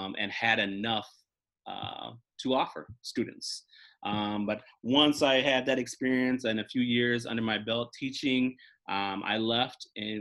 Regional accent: Maplewood, Minnesota, United States; I grew up in Maplewood, Minnesota. I attended Roseville Area High School

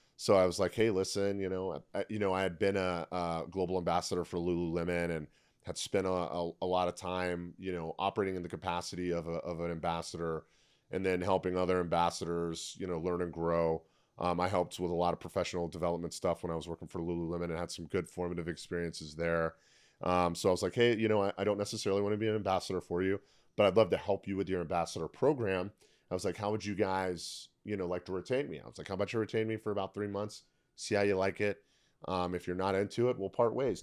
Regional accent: Tampa, Florida, United States; I opened up a CrossFit gym in my hometown of Tampa, Florida

